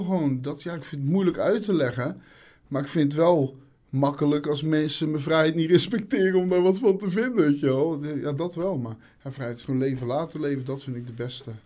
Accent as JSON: {"language": "Dutch", "region": "Zeeland", "country": "Netherlands", "said": "ik ben een Zeeuw, ik kom niet graag Zeeland uit"}